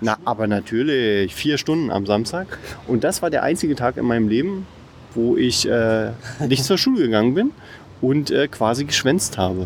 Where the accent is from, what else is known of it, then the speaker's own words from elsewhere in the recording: Berlin, Germany; ich komme aus Marzahn